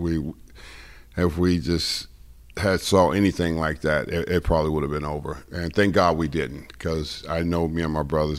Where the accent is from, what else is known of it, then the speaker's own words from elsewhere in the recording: Los Angeles, California, United States; I grew up in South Central L.A. and went to Crenshaw High, and I played sports